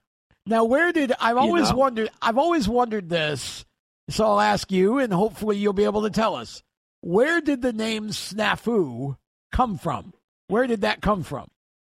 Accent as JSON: {"language": "English", "town": "Oswego", "region": "New York", "country": "United States", "tie": "born or raised there", "said": "I grew up in Oswego in the 70s."}